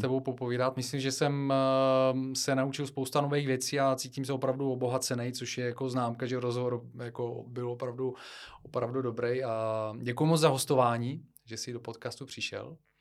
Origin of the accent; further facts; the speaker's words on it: Bulgaria; now in Czech Republic; Já pocházím z Bulharska